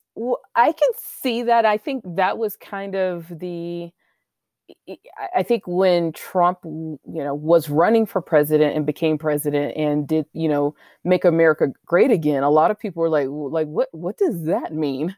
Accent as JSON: {"language": "English", "country": "United States", "said": "I live here, you know I'm American"}